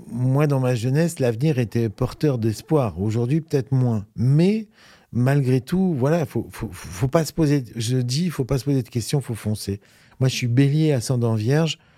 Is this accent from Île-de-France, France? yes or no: no; Normandy, France; Je viens de la Normandie